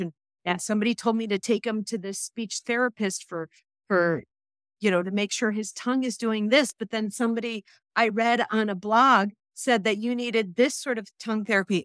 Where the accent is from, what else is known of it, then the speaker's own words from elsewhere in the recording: Chicago, Illinois, United States; moved away as an adult; now in Ohio, United States; I was born and bred in Chicago